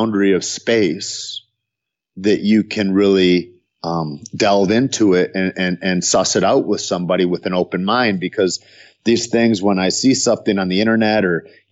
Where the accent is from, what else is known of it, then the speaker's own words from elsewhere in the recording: United States; I'm American born